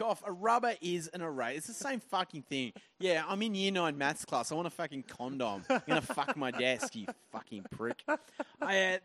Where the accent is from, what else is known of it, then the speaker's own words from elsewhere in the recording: Tasmania, Australia; I grew up in Tassie